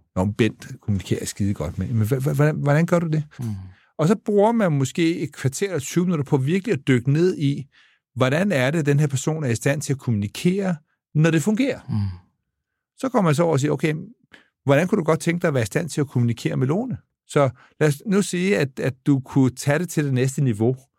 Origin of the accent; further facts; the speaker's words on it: Denmark; jeg er dansker